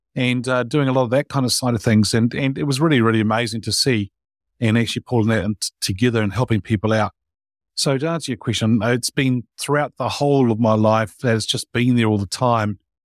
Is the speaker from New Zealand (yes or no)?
yes; New Zealand; I was born in New Zealand and grew up here and, uh, went to school and college in New Zealand